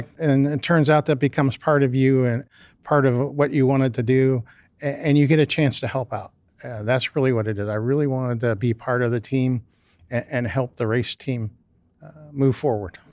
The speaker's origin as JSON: {"language": "English", "town": "Canal Fulton", "region": "Ohio", "country": "United States", "tie": "born or raised there", "said": "I grew up just down the street in a small town south of here, Canal Fulton, Ohio."}